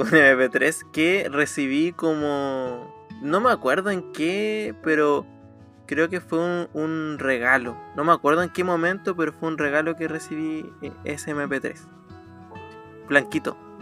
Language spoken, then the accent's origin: Spanish; Copiapó, Atacama, Chile; born or raised there; also born or lived in Calama, Chile / Arica, Chile; now in Chiguayante, Chile